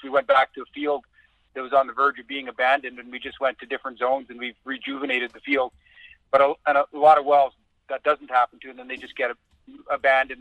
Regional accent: Canada; I am born and raised in Canada. I'm from a farming community that's so small, no one would know where it is. It's uh, kind of straight north of North Dakota, a couple hundred miles

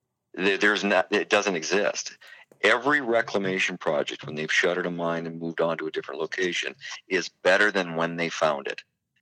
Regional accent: North Dakota, United States; I grew up in North Dakota being able to drive out across the state and look at the northern lights and see the beautiful skies.

